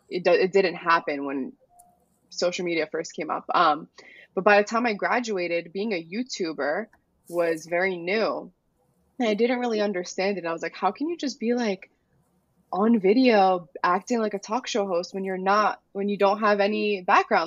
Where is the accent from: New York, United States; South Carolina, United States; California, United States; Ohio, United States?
New York, United States; New York City; I was born in the Bronx. So I grew up around plenty Albanian families, but not in Albania